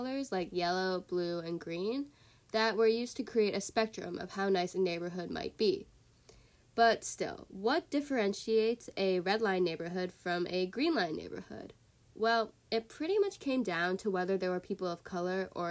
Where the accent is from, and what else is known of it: North Shore, Illinois, United States